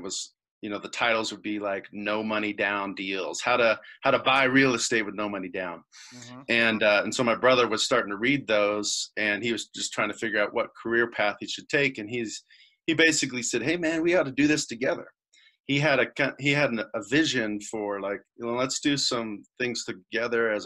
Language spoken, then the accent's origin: English; Indiana, United States; moved away as an adult; also born or lived in Colorado; we're from Midwest Indiana, you know, cornfields flat, no mountains